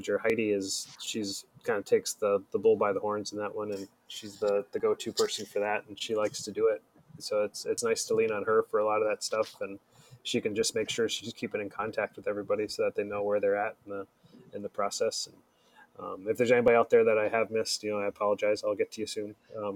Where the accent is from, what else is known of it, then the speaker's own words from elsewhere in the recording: Atlanta, Georgia, United States; moved away; where I grew up in Atlanta